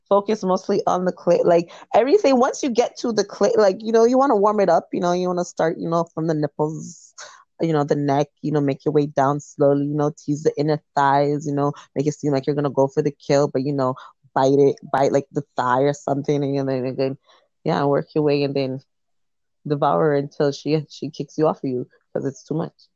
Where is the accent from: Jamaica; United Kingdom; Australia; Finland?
Jamaica; I'm Jamaican